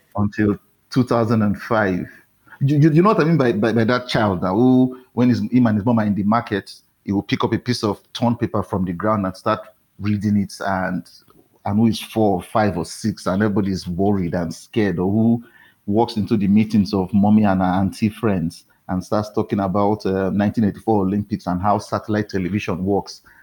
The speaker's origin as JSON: {"language": "English", "town": "Warri", "region": "Delta", "country": "Nigeria", "tie": "born or raised there", "also_born_or_lived": "Benin City, Nigeria", "moved": "as an adult", "lives_now": "Lagos, Nigeria", "said": "I grew up in Warri, which is a nearby um, coastal town"}